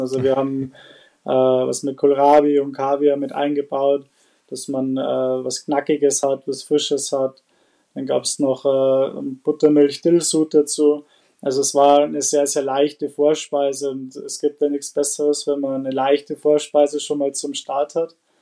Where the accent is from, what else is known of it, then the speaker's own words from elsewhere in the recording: Bad Reichenhall, Bavaria, Germany; komme aus äh, Bad Reichenhall